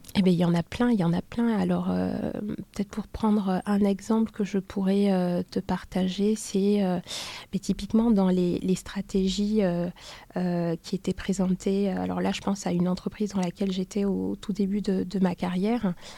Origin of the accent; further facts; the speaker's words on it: Douala, Littoral, Cameroon; je suis née à Douala.